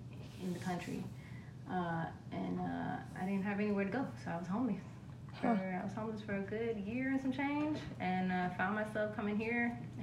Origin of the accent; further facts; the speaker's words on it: Washington, District of Columbia, United States; moved away as an adult; also born or lived in Miami / Baltimore / Oakland; I'm originally from D.C.